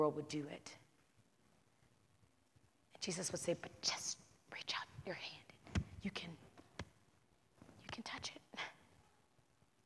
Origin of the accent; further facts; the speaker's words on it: the South, United States